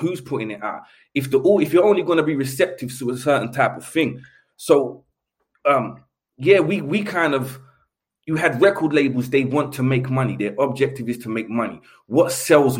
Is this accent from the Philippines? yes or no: no; London, United Kingdom; The place where I grew up in Elephant was quite famous for like burglars.